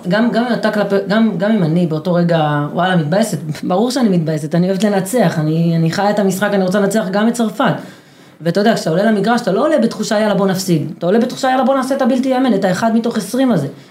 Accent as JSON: {"language": "Hebrew", "area": "Kibbutz Gal'on", "region": "Southern District", "country": "Israel", "tie": "born or raised there", "said": "אני גדלתי בקיבוץ שבו כולם שווים"}